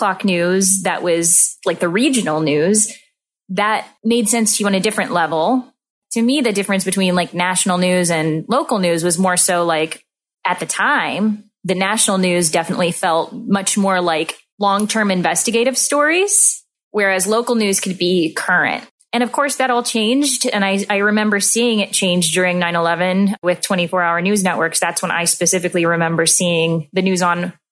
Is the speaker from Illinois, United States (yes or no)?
no; Mansfield, Missouri, United States; now in New York, United States; I'm from Southern Missouri, so I have a huge local news experience because I grew up in a very small town where we had the Mansfield Mirror